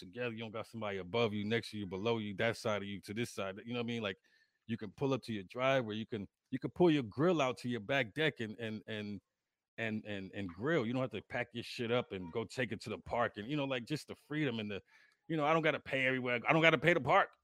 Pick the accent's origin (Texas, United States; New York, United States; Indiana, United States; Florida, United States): New York, United States; New York City; moved away; New York is home. New York will always be home. That's my birthplace, but I could never live in New York again